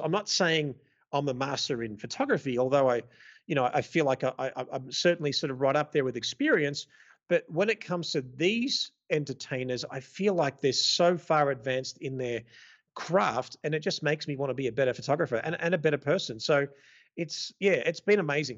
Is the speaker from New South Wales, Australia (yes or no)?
no; Melbourne, Victoria, Australia; moved away as an adult; now in Las Vegas, United States; born and raised in Melbourne, Australia, uh, Greek background. I now live mostly in the U S, in Las Vegas.